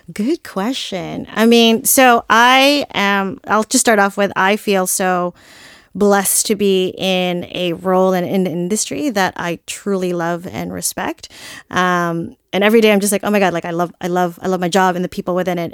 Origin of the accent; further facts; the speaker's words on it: Philippines; I'm Filipino